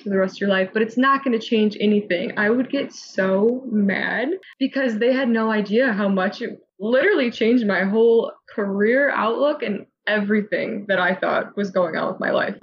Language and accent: English; Midwest, United States; I'm from the Midwest and there wasn't any in that area